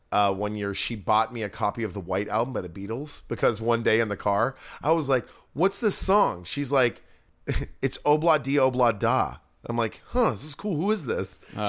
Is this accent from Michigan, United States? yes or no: no; Orcas Island, Washington, United States; I grew up in the San Juan Islands. I grew up on Orcas Island.